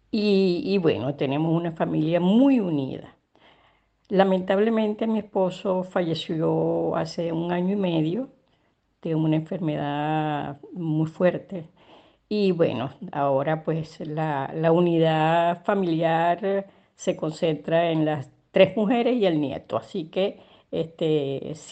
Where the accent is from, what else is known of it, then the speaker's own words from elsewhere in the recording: Caracas, Capital District, Venezuela; Nací en Caracas, Venezuela, en la parroquia San Juan. Eh, bueno, en, mi infancia tuve una infancia realmente muy feliz